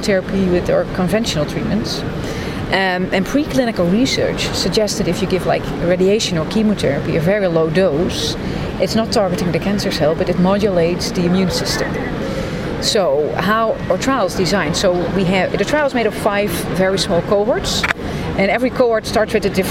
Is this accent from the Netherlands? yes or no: yes; Amsterdam, North Holland, Netherlands; I'm from Amsterdam, the Netherlands